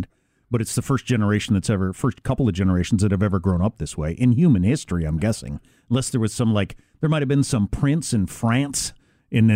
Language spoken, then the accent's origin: English; Midwest, United States; I'm from the Midwest